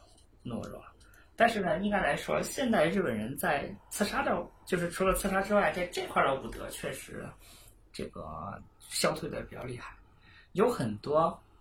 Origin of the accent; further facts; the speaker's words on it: China; 音乐里面，我们中国人讲五音，宫商角徵羽，一二三五七，我非要用四和六，